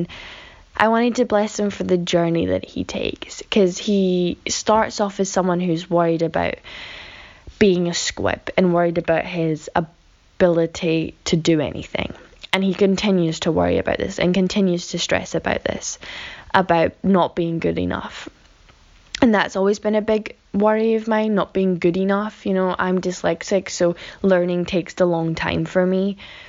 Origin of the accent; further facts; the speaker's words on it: Scotland, United Kingdom; Hey Vanessa and Casper … I'm from Scotland.